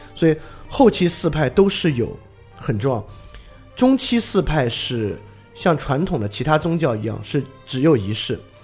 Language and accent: Chinese; China; 我们中国人